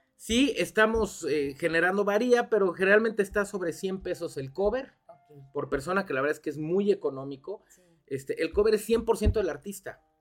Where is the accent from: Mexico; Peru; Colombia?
Mexico; Cuernavaca, Morelos; also born or lived in Mexico City; mis abuelos llegaron en 1970 a Cuernavaca. Ya. Somos más guayabos que muchos.